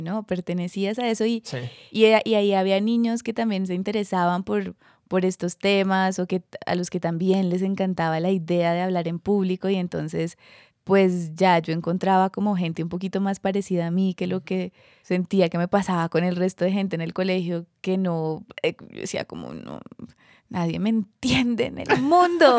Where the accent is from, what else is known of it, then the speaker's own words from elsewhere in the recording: Cúcuta, Norte de Santander, Colombia; yo tenía 8, 9 años. Era Cúcuta, norte de Santander.